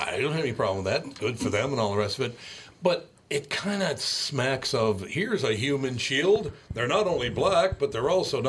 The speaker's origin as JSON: {"language": "English", "town": "Minneapolis", "region": "Minnesota", "country": "United States", "tie": "born or raised there", "also_born_or_lived": "Long Prairie, Minnesota", "said": "we're talking about growing up in North Minneapolis"}